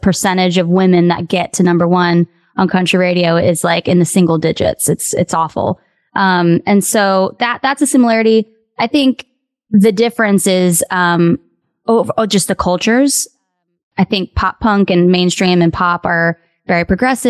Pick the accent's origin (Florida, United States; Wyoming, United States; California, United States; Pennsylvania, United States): Florida, United States; West Palm Beach; I grew up in Florida and I was in South Florida